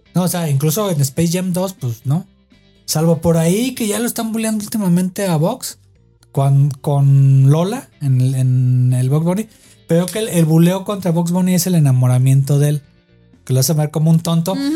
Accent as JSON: {"language": "Spanish", "country": "Mexico"}